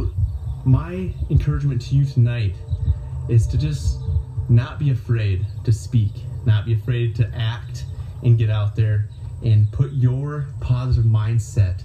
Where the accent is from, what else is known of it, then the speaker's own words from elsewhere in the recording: Myrtle, South Dakota, United States; I am back in my hometown of Myrtle, South Dakota tonight